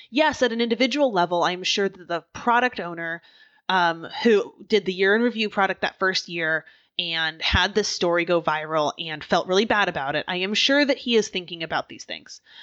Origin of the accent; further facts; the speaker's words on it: Oregon, United States; now in Philadelphia, United States; I grew up in Oregon